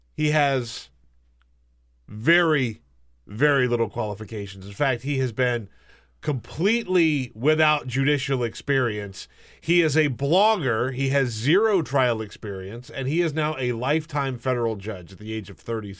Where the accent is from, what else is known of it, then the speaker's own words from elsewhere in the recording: South Carolina, United States; grew up in South Carolina. My, all my family is from Alabama.